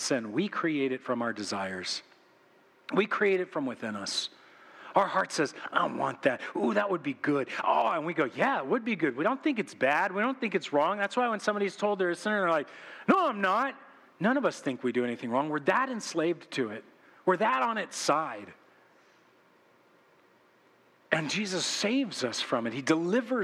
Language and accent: English; United States; we've been conditioned as American Christians